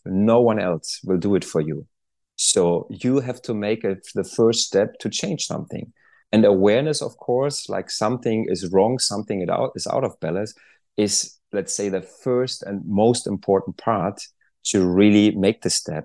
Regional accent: Germany; moved away as an adult; I'm originally from Germany

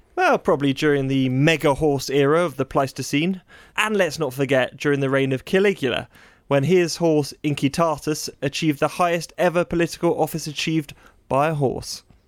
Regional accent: United Kingdom; we British

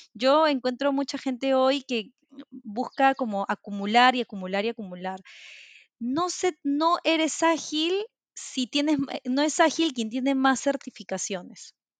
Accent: Peru; soy de Perú, vivo en Lima actualmente

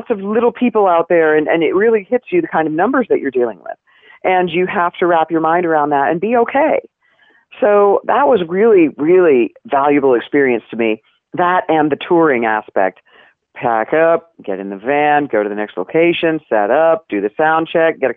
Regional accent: Knoxville, Tennessee, United States; I grew up in Knoxville, Tennessee. Go Vols!

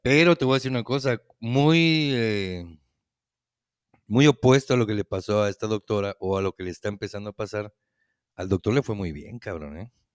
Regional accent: Yucatán, Mexico; que ya no somos nada más yucatecos los que vivíamos

